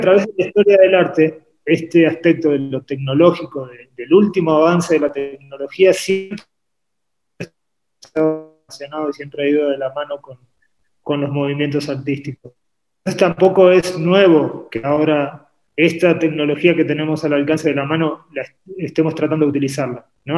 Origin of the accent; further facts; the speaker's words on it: Argentina; also born or lived in Uruguay; Yo nací en Uruguay, me crié en Argentina